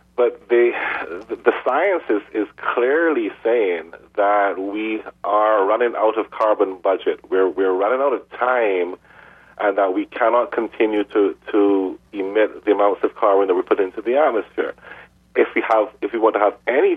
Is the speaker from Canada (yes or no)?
yes; Edmonton, Alberta, Canada; moved away; also born or lived in Montreal; I was born in Edmonton, Alberta, so you're speaking to a fellow Canadian.